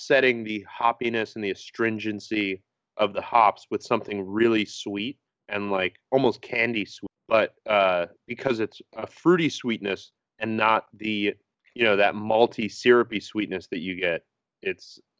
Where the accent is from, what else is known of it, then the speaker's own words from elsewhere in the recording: East Coast, United States; growing up on the East Coast, like, going to New York City